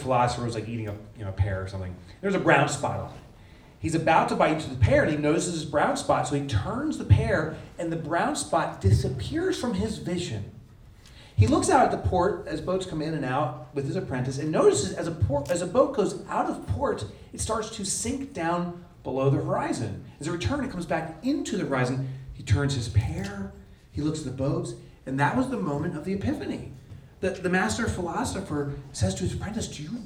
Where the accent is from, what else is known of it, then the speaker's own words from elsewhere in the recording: New Jersey, United States; I'm from the New York area, New Jersey